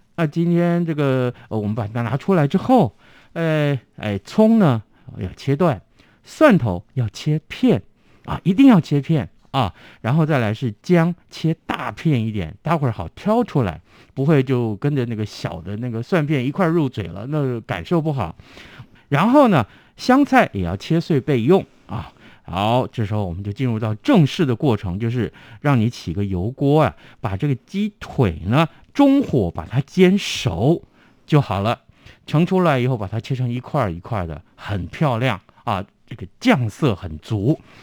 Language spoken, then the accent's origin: Chinese; Tainan, Taiwan; first language Hokkien; Chinese is a second language; also born or lived in Taipei; 我们台南人了啊，呃，从小我都讲闽南语